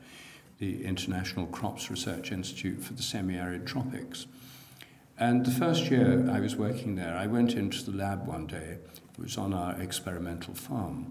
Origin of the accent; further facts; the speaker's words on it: Newark, East Midlands, United Kingdom; now in London, United Kingdom; in my hometown, Newark in Nottinghamshire